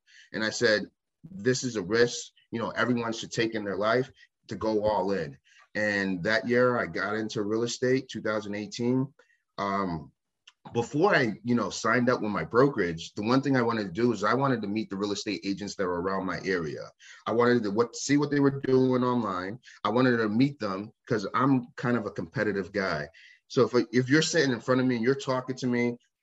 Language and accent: English; Waterbury, Connecticut, United States; now in Maine, United States; I'm from Connecticut, a city, Waterbury, Connecticut, where we are loud